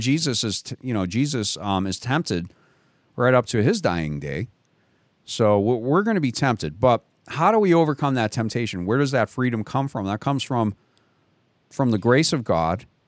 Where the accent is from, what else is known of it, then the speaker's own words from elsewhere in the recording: Boston, Massachusetts, United States; I grew up in Boston